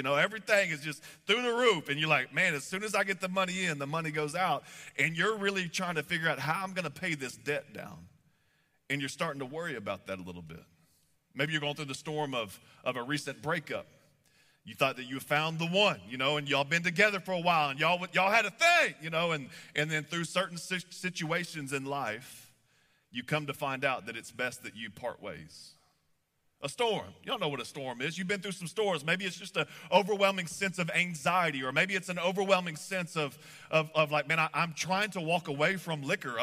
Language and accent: English; Texas, United States; moved away as an adult; now in Kansas City, United States; I grew up in Texas, and we moved up here a few years ago.